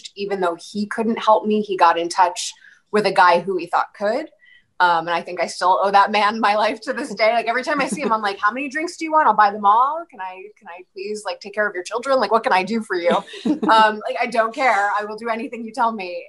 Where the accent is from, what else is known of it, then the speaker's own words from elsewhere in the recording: Philadelphia, Pennsylvania, United States; I grew up in the Philadelphia area